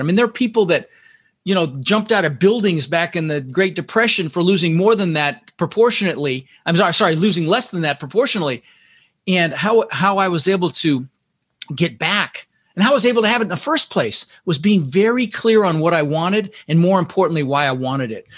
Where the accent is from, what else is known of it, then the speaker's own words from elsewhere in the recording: Denver, Colorado, United States; also born or lived in Netherlands; we ended up in Denver, Colorado